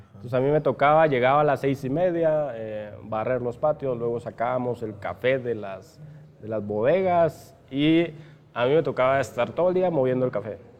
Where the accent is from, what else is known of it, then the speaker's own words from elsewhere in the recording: Piedra Cuache, San Marcos, Guatemala; moved away as an adult; yo crecí en Piedracuache, ahí estudié toda la primaria